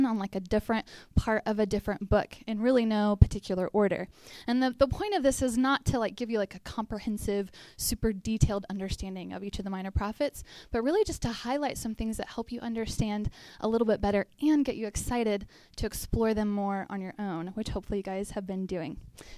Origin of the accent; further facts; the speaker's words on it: Texas, United States; We're both from Texas. We moved up here in 2014 to help start the Chi Alpha here